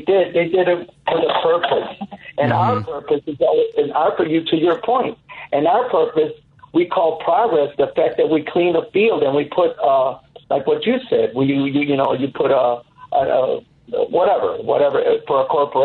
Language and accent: English; Mexico; now in United States; I came from Mexico